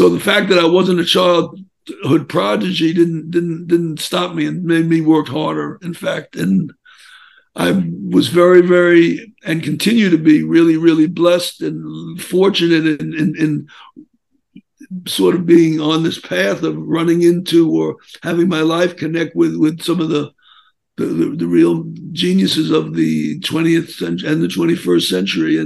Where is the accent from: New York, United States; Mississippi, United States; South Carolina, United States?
New York, United States; New York City; now in Philadelphia, United States; I'm originally from Brooklyn